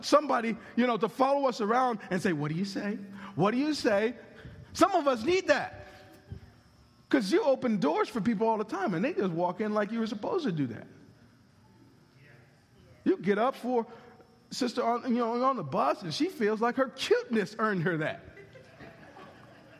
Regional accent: United States

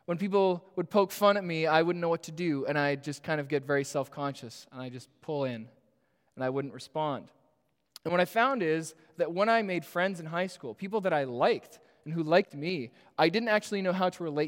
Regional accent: Toronto, Ontario, Canada; I am born and raised in Etobicoke

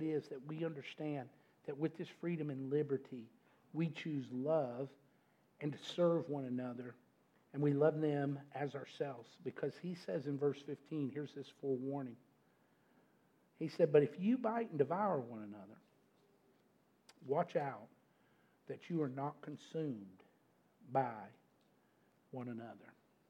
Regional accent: Glasgow, Kentucky, United States; I'm from Glasgow, Kentucky.

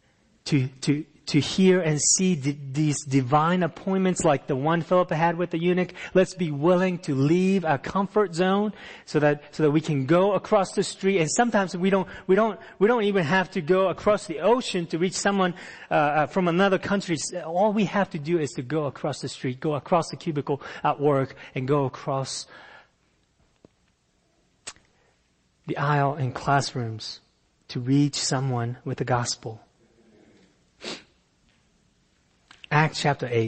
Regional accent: Japan; moved away as an adult; also born or lived in Fairfax, Virginia, United States; I came from Japan

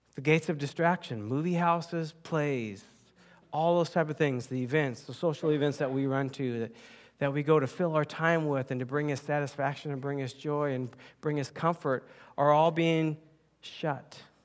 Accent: United States; I was born and raised in the United States

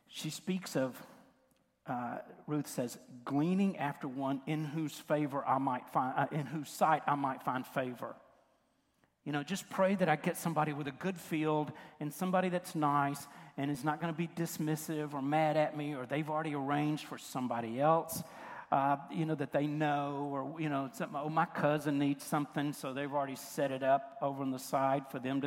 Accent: West Tennessee, United States; I, I grew up in West Tennessee and it was cotton country.

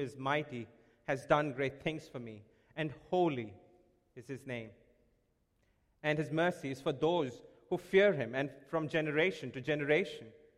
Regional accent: India; moved away; when I was growing up in India. I would hear this song being played every Christmas at my home in India.

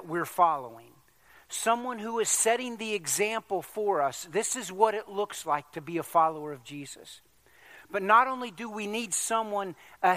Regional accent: Virginia Beach, Virginia, United States; growing up in Virginia Beach at that church

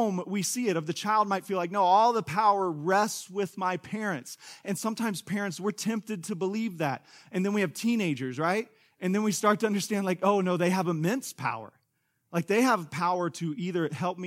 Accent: Kansas, United States; now in Tulsa, United States; Angie and I grew up in Kansas

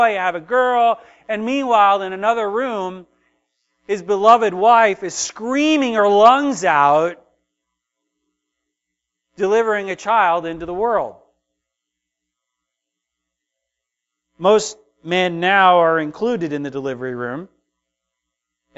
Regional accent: United States; as American Christians

